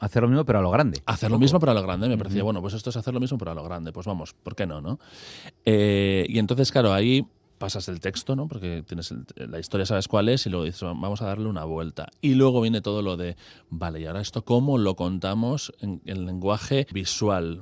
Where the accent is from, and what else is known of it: Basque Country, Spain